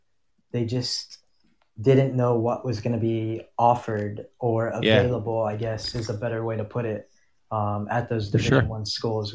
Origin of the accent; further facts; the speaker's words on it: Kansas, United States; moved away as an adult; now in Florida, United States; I grew up in Kansas and spent tons of time in Colorado and never had that problem. But since I moved to Florida